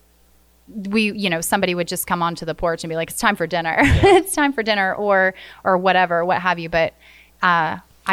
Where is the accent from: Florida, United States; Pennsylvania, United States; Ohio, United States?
Florida, United States; I grew up in Florida